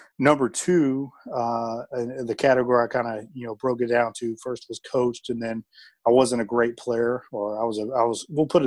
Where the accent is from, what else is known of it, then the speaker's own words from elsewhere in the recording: Indianapolis, Indiana, United States; also born or lived in Chicago area; now in Columbia, United States; I'm from Indianapolis. My family's from the Chicago area